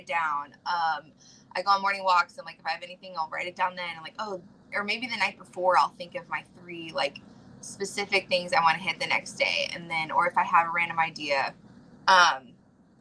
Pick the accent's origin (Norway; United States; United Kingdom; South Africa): United States; Georgia; I'm originally from Georgia, like, very poor